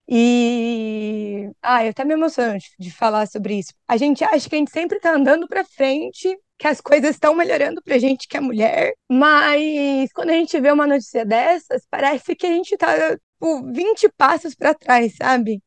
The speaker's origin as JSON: {"language": "Portuguese", "country": "Brazil", "moved": "as an adult", "lives_now": "Ireland", "said": "eu saí do Brasil"}